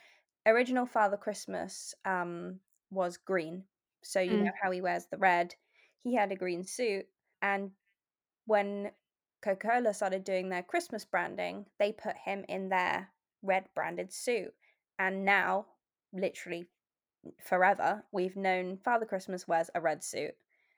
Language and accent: English; England, United Kingdom; And I think probably that's more sort of growing up in England, because Hoover, I think, is a British company.